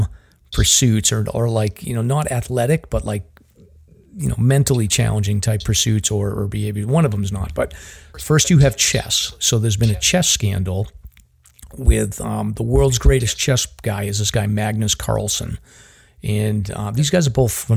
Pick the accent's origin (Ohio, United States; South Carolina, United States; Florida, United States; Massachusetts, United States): Massachusetts, United States; Boston; accent: Boston; I kind of hide my Boston accent